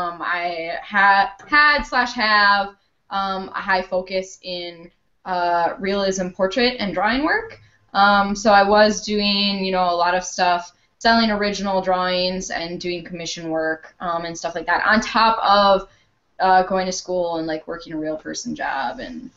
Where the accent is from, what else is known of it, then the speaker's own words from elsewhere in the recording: Minnesota, United States; we're from the Twin Cities.